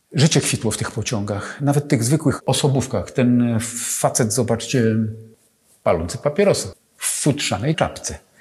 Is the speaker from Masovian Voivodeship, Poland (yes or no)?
yes; Sochaczew, Masovian Voivodeship, Poland; also born or lived in Warsaw; ja urodziłem się w Sochaczewie